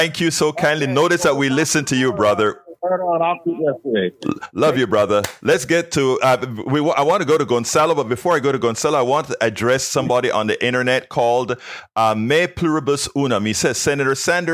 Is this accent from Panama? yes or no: yes; Panama; now in United States; from the time I came from Panama, before in Panama